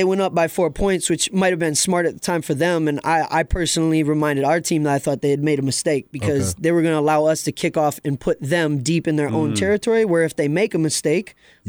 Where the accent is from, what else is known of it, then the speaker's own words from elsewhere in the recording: Minneapolis, Minnesota, United States; moved away as an adult; also born or lived in San Diego / New York City; I'm born and bred in Minneapolis, Minnesota, so I'm a Midwesterner.